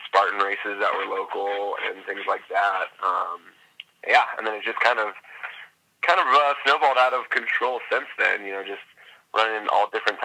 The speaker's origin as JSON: {"language": "English", "town": "Fresno", "region": "California", "country": "United States", "tie": "born or raised there", "also_born_or_lived": "Los Angeles", "said": "originally I'm from California. Grew up there. And then grew up in Fresno, which is, like, Central California."}